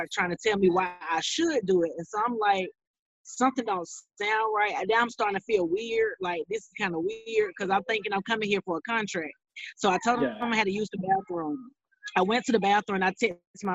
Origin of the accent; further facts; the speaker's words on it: Thomson, Georgia, United States; now in Atlanta, United States; I'm from Georgia, Thompson, Georgia. It's a small town in Georgia, but right now I live in Atlanta, Georgia